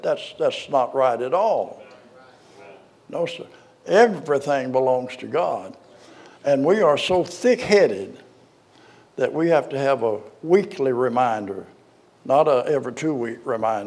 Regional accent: Arkansas, United States; I was born in Arkansas

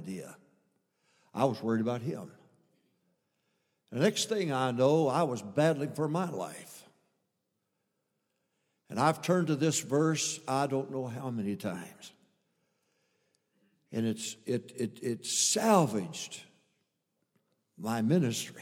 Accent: a little town in Michigan, United States; I came from a little town, a conservative town in Michigan, of 800 to 900 people in that town

